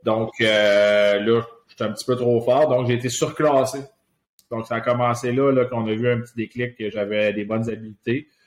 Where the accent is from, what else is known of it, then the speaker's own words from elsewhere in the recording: Laval, Quebec, Canada; je suis, euh, un gars de Laval, j'ai grandi à Laval